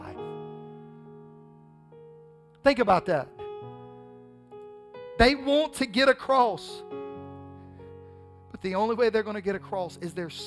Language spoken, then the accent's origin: English; the South, United States; accent: southern drawl; a lot of us have a southern drawl